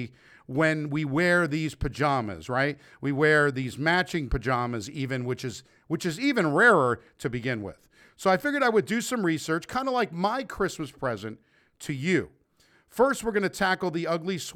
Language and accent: English; North Bergen, New Jersey, United States; moved away; also born or lived in New York; my hometown of North Bergen, New Jersey.